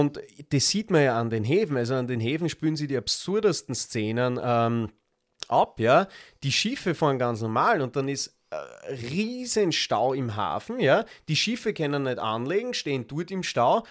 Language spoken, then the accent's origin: German; Graz, Styria, Austria; bei uns in Graz